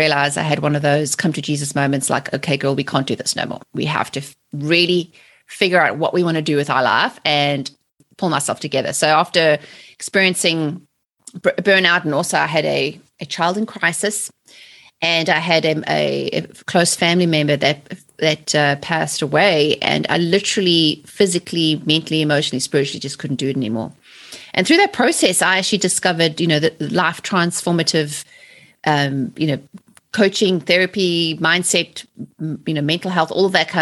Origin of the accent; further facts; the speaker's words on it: South Africa; moved away as an adult; also born or lived in England; now in United States; I'm originally from South Africa. So I was born and raised in South Africa in the 70s and the 80s and lived under apartheid